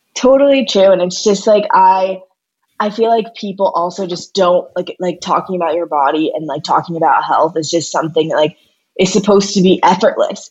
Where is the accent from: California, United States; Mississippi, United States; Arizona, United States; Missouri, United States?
Missouri, United States; St. Louis; I'm from St. Louis